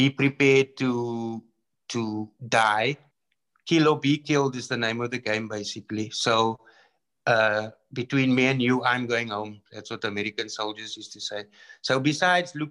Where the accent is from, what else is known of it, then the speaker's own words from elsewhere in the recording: Cape Town, Western Cape, South Africa; moved away as an adult; also born or lived in Iraq / Congo; I went from Athlone hostile environment to Iraq hostile environment to Congo hostile environment